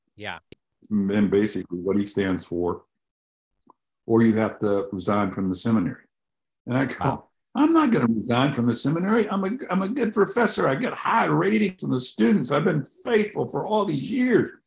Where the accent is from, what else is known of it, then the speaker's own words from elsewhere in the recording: the Bible Belt, United States; Growing up in the Bible Belt